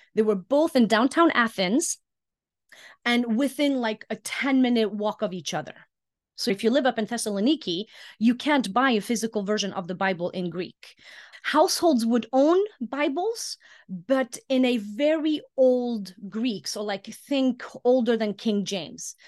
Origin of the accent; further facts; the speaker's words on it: Iceland; moved away as an adult; also born or lived in Greece; I was born and raised in Iceland, but my mom is French, my dad was English.